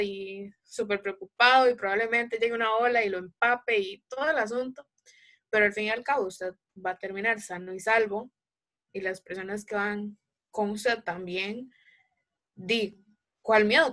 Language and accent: Spanish; Alajuela, Costa Rica; soy de Alajuela, Costa Rica